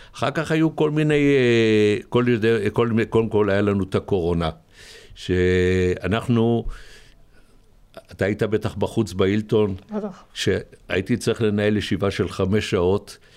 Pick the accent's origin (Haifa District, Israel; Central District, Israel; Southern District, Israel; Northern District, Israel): Central District, Israel; Ness Ziona; also born or lived in Rehovot; אני יליד נס ציונה